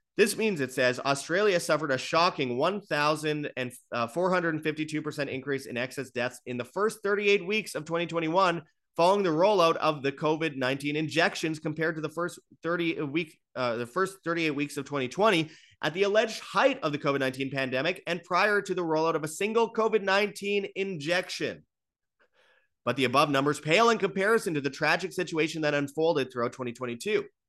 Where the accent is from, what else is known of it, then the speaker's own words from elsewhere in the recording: Canada; as a Canadian